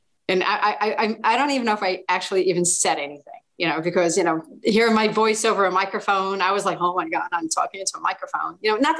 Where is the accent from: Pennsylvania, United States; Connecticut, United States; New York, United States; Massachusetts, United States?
New York, United States; New York City; I'm going to do a 5-minute set about growing up in the Bronx.